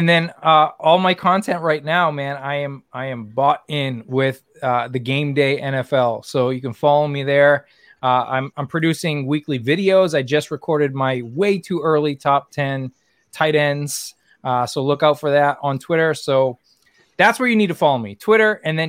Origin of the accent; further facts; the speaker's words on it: New England, United States; they hated it because I'm from New England